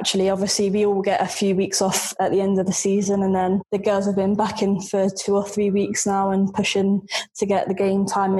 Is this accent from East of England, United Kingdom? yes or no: yes; Norwich, East of England, United Kingdom; So I grew up in Norwich, which is sort of the middle of nowhere, and there's nothing really around it.